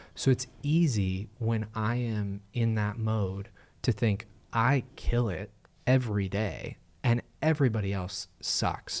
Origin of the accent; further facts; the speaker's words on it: United States; as American Christians